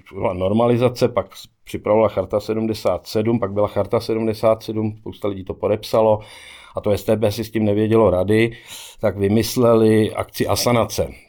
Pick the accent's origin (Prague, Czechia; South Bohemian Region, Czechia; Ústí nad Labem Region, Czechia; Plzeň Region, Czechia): Plzeň Region, Czechia; Sušice; born or raised there; moved away as an adult; also born or lived in Prachatice / Melbourne, Australia / Sydney, Australia / New York, United States